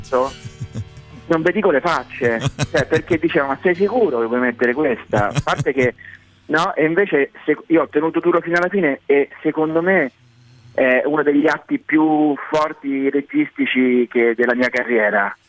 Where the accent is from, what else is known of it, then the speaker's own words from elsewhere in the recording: Rome, Lazio, Italy; Io, insomma, sono romano e, e romanista